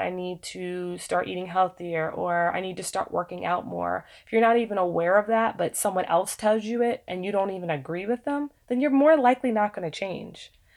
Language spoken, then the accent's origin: English; United States; being African American